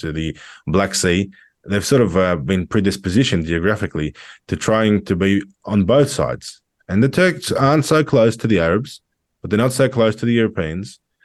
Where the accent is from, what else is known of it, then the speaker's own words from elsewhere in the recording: Australia; I'm an Australian